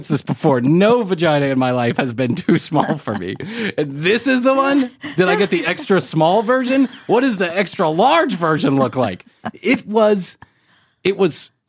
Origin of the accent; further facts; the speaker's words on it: Chicago, Illinois, United States; I am an Irish boy from Chicago